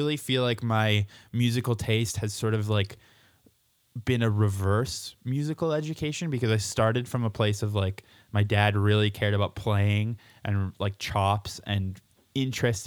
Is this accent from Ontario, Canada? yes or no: no; Abbotsford, British Columbia, Canada; moved away as an adult; also born or lived in Winnipeg, Manitoba / Scotland; now in Alberta, Canada; when I was in high school in Abbotsford outside of Vancouver, where I guess I say I grew up in Vancouver, but it was really... about an hour east of there in a really shitty place called Abbotsford